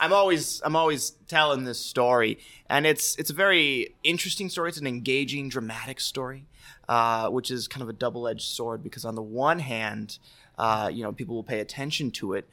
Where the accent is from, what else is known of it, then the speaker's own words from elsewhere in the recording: Guilderland, New York, United States; I grew up in Gilderland